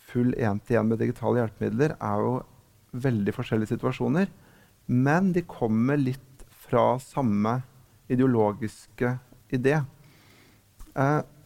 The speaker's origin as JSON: {"language": "Norwegian", "town": "Lillehammer", "region": "Innlandet", "country": "Norway", "said": "lokalavisa hjemme på Lillehammer"}